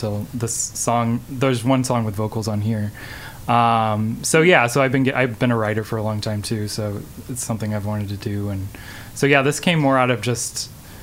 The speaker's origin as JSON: {"language": "English", "town": "St. Louis", "region": "Missouri", "country": "United States", "also_born_or_lived": "Chicago", "moved": "as an adult", "lives_now": "Columbia, United States", "said": "I'm from St. Louis"}